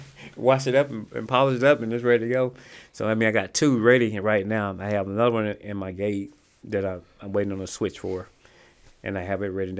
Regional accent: Rolling Fork, Mississippi, United States; moved away; also born or lived in Greenville, Mississippi; that's my hometown. It was, like, ten miles, fifteen miles from where I lived at in Greenville, Mississippi

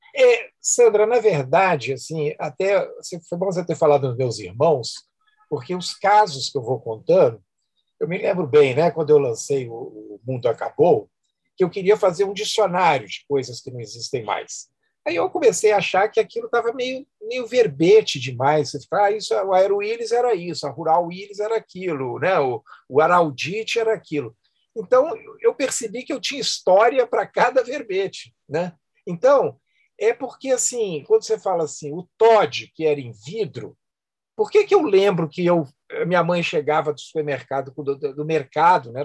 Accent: Belo Horizonte, Minas Gerais, Brazil; a Rua Rio Verde, onde eu nasci, eu lembro dos vizinhos

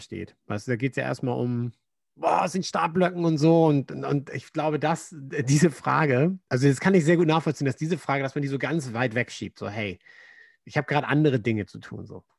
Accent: Germany; moved away; Als Deutscher

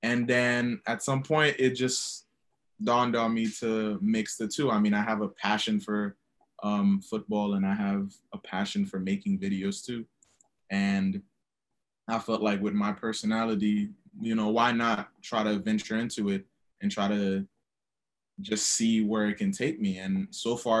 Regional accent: Haiti; now in New York City, United States; I'm originally from Haiti. And now I live in New York City.

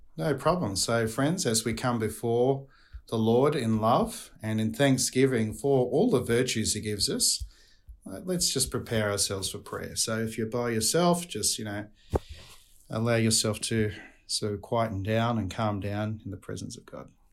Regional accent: Australia; accent: Australian; my Australian accent

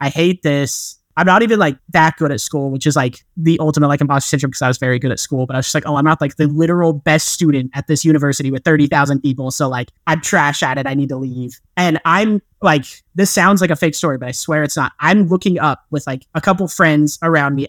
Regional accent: rural eastern Utah, United States; I grew up, like, in Utah, but in a more rural part of Utah

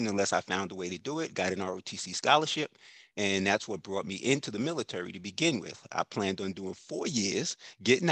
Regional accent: New York, United States; now in Tampa Bay Area, United States; I grew up in New York

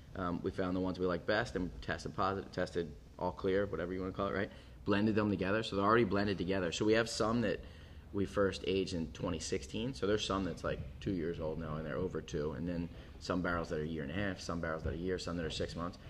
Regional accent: Philadelphia, Pennsylvania, United States; moved away as an adult; now in Portland, United States; I grew up in Philly, and you know, moved out here ten years ago

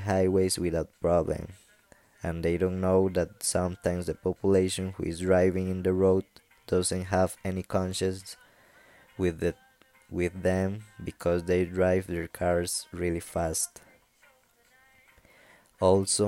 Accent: Costa Rica; English is a second language; I'm from Costa Rica.

